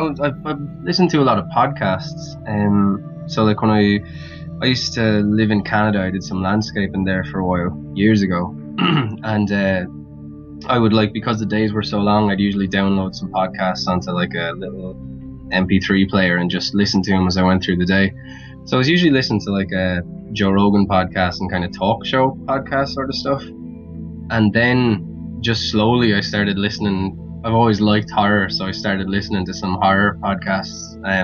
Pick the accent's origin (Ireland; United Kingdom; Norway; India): Ireland; Wexford, Leinster; accent: neutral; now in Dublin, Ireland; I grew up in Wexford, which is like the southern part of Ireland, and I've been living in Dublin for the last couple of years, so I've got a neutral enough accent, so it's not crazy.